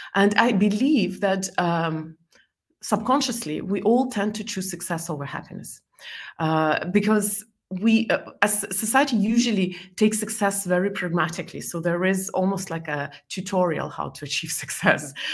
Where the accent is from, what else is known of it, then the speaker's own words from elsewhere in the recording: Estonia; first language Estonian and Russian; English is a second language; moved away as an adult; also born or lived in Belarus / Scotland / New York; I lived in Estonia most of my life